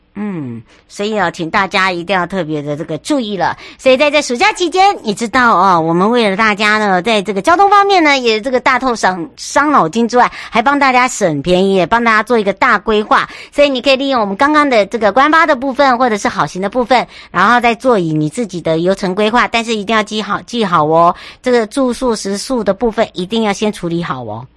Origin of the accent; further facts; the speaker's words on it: Taiwan; moved away; 我的故乡花东纵谷